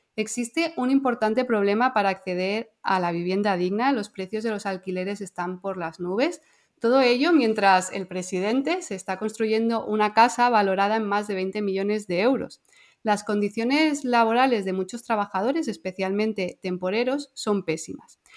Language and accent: Spanish; Andorra; como tú y yo somos eh, de Andorra